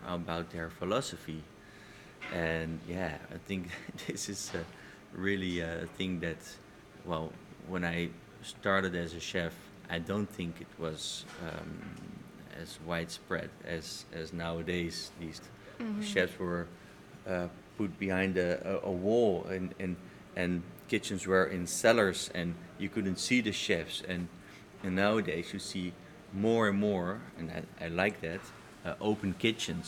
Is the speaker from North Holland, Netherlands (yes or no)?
yes; Amsterdam, North Holland, Netherlands; I am born and raised in Amsterdam